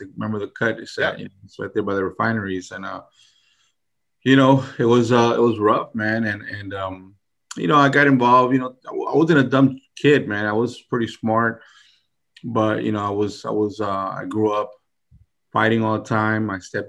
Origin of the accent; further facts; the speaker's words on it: New Orleans, Louisiana, United States; New Orleans, you know. I was born in New Orleans. My dad's family's from there. So, I mean, I can remember being a small little kid on the street.